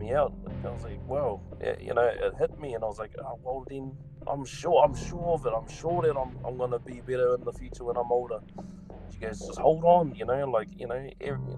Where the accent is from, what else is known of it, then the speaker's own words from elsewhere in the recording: New Zealand; being that Kiwi mindset